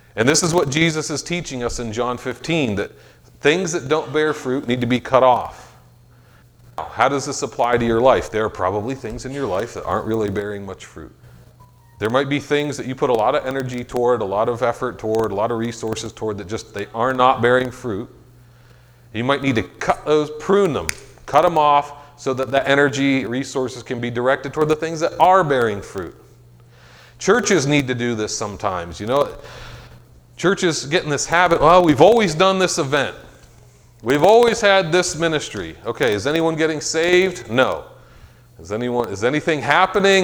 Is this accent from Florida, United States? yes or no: no; Meadville, Pennsylvania, United States; I'm from Meadville